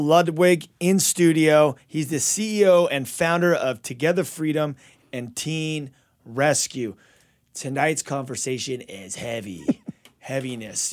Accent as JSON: {"language": "English", "town": "Azusa", "region": "California", "country": "United States", "tie": "born or raised there", "also_born_or_lived": "Covina"}